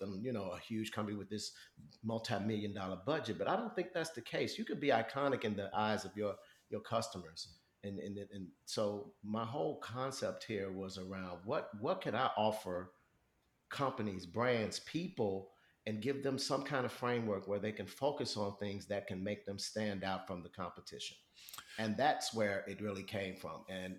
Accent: Chicago, Illinois, United States; growing up in Chicago

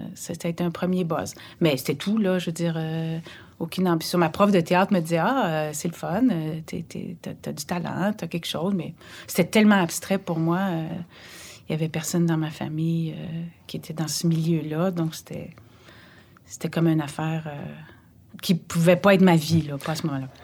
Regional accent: Montreal, Quebec, Canada; also born or lived in Anjou, Montreal; J'ai grandi, ben, je suis née euh, sur la rue d'Orion, à Montréal

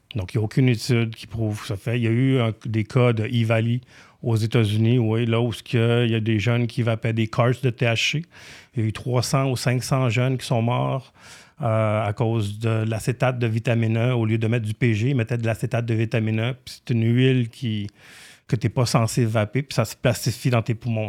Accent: Romania; now in Canada; mon nom de famille roumain. Je suis né en Roumanie.

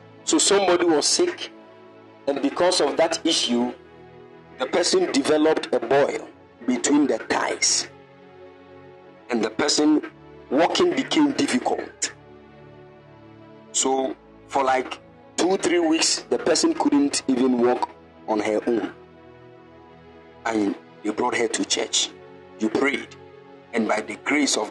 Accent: Kumasi, Ashanti, Ghana; moved away as an adult; now in Cape Coast, Ghana; I was born bred dead in Kumasi

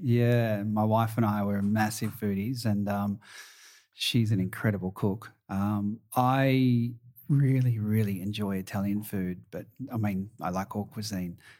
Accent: Wangaratta, Victoria, Australia; also born or lived in Werribee, Victoria; I was originally from Northeast Victoria, a town called Wangaratta. And then as a teenager, I moved to a bigger part of my family in Werribee, just out of Melbourne

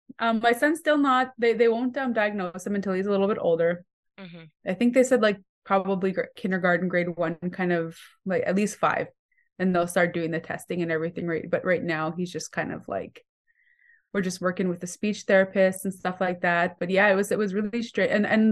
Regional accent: Manitoba, Canada; So I'm Cree from Missipi State Cree Nation. I grew up pretty much moving all over Manitoba, all the northern communities.

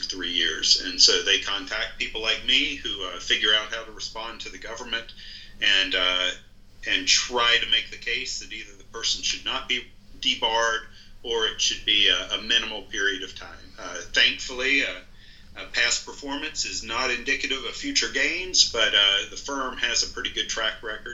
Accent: Shenandoah Valley, Virginia, United States; moved away as an adult; also born or lived in Richmond, Virginia; now in Woodbine, United States; I grew up over in the Shenandoah Valley of Virginia

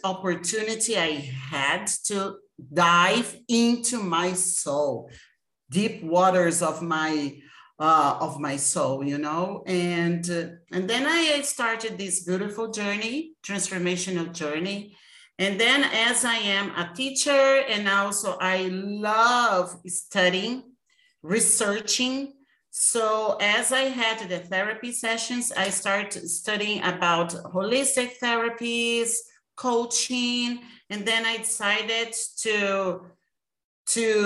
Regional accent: Brazil; I am from Brazil, this beautiful country

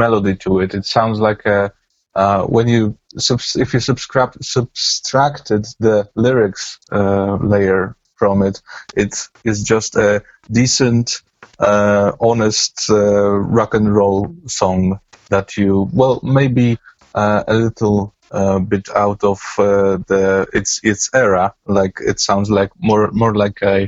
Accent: Poland; I'm from Poland

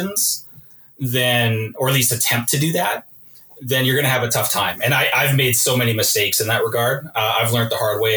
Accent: Edmonton, Alberta, Canada; I'm an Alberta boy. I was born here in Edmonton. Grew up in Edmonton during the Gretzky dynasty.

